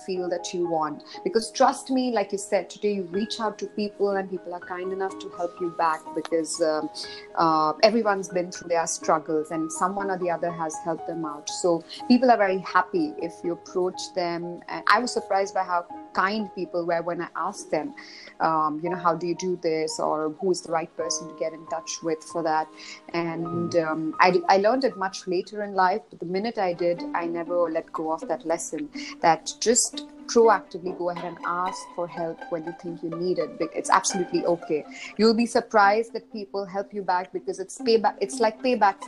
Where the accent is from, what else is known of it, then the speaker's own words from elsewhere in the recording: Mumbai, Maharashtra, India; moved away as an adult; also born or lived in Dubai, United Arab Emirates; I've recently moved or created a second base back in Bombay, which is my hometown